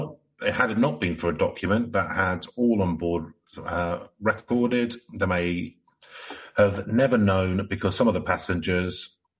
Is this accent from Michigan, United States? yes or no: no; Whittier, California, United States; I grew up in Whittier.